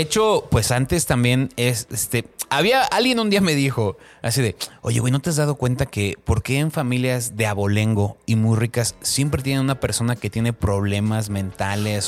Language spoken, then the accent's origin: Spanish; Mexico; somos mexicanos de mezcla